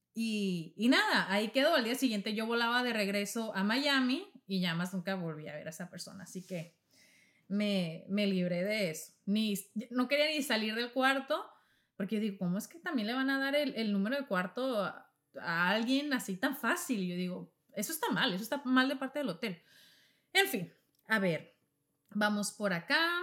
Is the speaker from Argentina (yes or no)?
no; Navojoa, Sonora, Mexico; moved away; mismo estado donde yo soy, en México, Sonora somos norteños